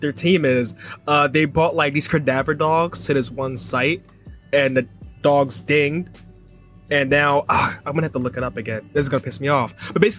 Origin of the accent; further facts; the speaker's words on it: New Jersey, United States; I'm from New Jersey.